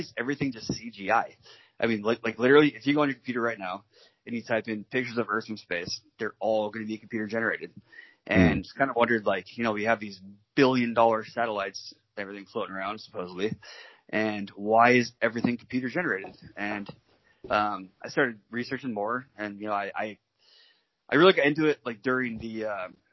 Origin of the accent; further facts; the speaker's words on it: Washington, United States; I'm from Washington, over in the States, but Washington State.